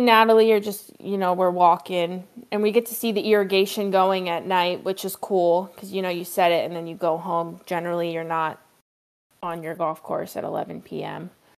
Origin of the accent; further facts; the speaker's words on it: East Coast, United States; we bonded over growing up on the East Coast, and we realized that we only lived 2 hours away from each other